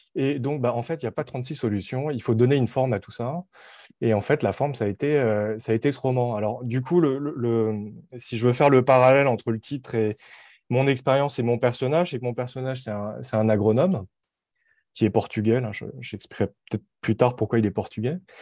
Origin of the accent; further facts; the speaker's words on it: France; moved away as an adult; now in Montreal, Canada; je suis, euh, d'origine coréenne, je suis né en France